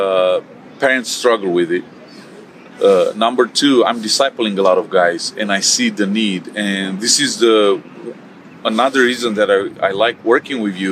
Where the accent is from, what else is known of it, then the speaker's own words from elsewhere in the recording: Romania; moved away as an adult; also born or lived in Texas / Tennessee; I was born, raised here in Romania